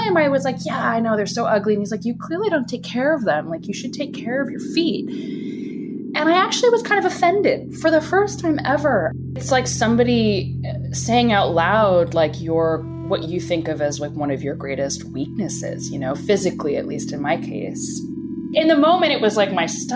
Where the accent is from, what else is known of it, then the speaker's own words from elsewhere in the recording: Bethesda, Maryland, United States; now in Brooklyn, United States; I'm from Washington, D.C., or just outside of that, in Bethesda